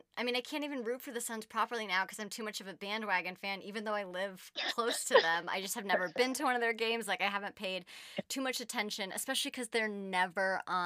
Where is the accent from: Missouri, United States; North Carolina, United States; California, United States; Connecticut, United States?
California, United States; Bay Area; I grew up in the Bay Area.